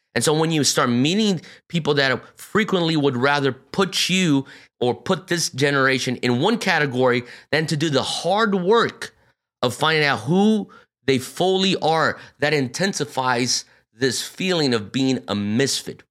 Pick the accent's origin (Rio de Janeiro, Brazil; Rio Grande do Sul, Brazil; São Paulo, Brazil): São Paulo, Brazil; moved away as an adult; also born or lived in North Carolina, United States / Pennsylvania, United States; I was born and raised here, but I mean, I was raised in a Japanese bubble inside São Paulo, Brazil